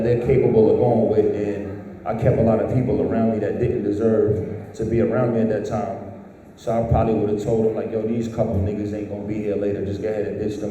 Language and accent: English; New York City, New York, United States; moved away; I'm from the Bronx